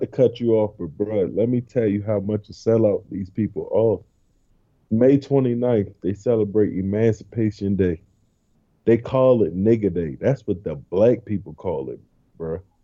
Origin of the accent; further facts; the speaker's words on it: Baltimore, Maryland, United States; now in Georgia, United States; I'm from Baltimore. We moved to this little town with 9,000 people in Georgia.